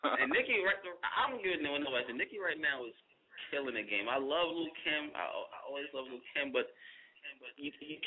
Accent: New York City, New York, United States; New York City, that is my hometown.

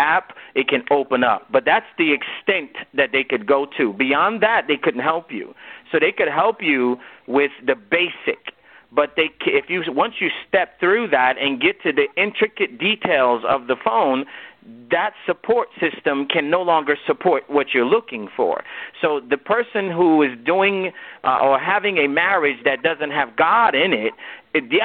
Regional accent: United States; also born or lived in Nigeria; I'm a Nigerian-born man who grew up in America

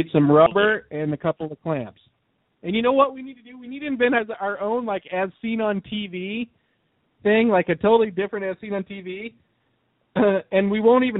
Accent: Indiana, United States; my hometown of Indiana

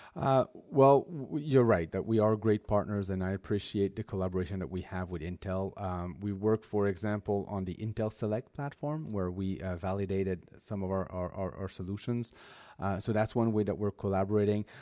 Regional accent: Montreal, Quebec, Canada; my hometown in Montreal

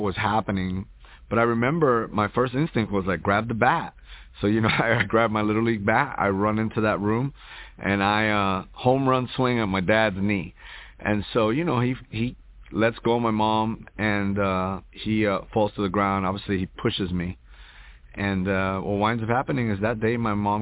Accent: Hoboken, New Jersey, United States; also born or lived in New York; now in Houston, United States; I was born in Jersey City, New Jersey, raised in Hoboken

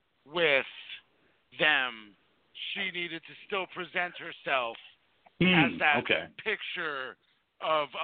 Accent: New Jersey, United States; we're from New Jersey

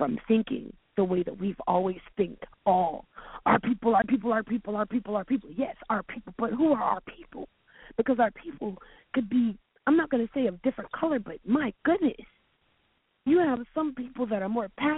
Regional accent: Charleston, South Carolina, United States; now in Atlanta, United States; I'm from Charleston, South Carolina

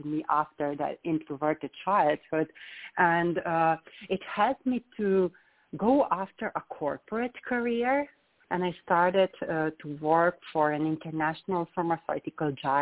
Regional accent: Slovenia; I'm coming from Slovenia, and that small country. I was born in a very, very small village.

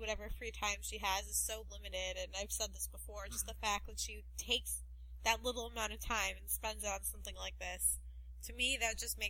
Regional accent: Chicago, Illinois, United States; I'm from Chicago

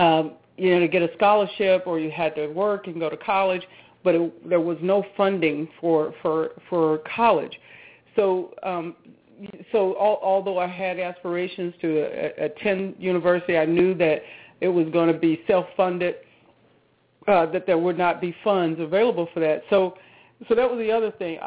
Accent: Charlotte, North Carolina, United States; moved away as an adult; I'm from the Charlotte, North Carolina area. Yeah, in Charlotte. So most of the family still, lives that reside in Charlotte, but that's where I grew up

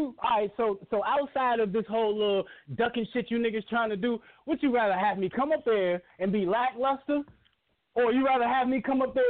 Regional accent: Richmond, United States; Ain't none of you niggas from Richmond but me.

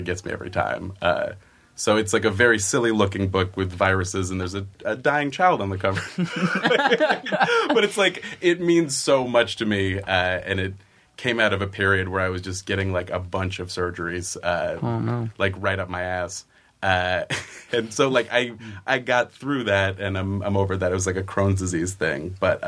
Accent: Oakland, California, United States; also born or lived in Chicago, United States; now in Southern California, United States; No, I'm from Oakland, California.

